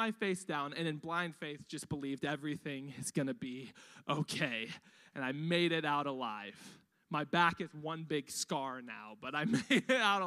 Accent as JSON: {"language": "English", "town": "Riverside", "region": "California", "country": "United States", "tie": "born or raised there", "lives_now": "Temecula, United States", "said": "I grew up in East Riverside on welfare"}